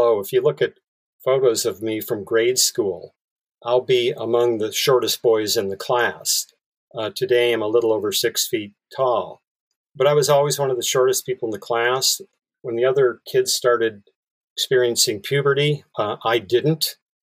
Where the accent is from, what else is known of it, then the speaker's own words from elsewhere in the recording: Bismarck, North Dakota, United States; now in San Francisco Bay Area, United States; I grew up in Bismarck, North Dakota